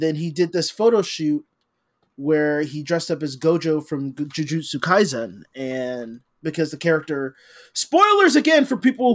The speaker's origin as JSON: {"language": "English", "country": "United States", "said": "I am an American"}